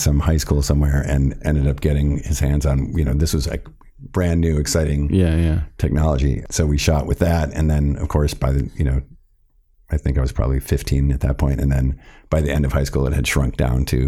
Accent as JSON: {"language": "English", "town": "Milwaukee", "region": "Wisconsin", "country": "United States", "tie": "born or raised there", "said": "a kid growing up in Milwaukee, Wisconsin"}